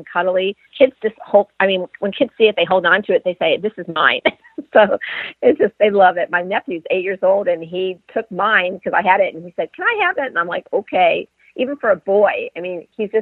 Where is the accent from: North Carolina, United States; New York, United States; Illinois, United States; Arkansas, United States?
New York, United States; Rochester; now in Florida, United States; I'm originally from Rochester, New York